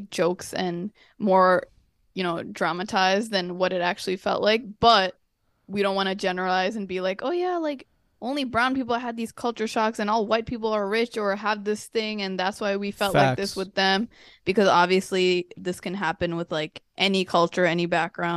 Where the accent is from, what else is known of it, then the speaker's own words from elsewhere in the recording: United States; we grew up in America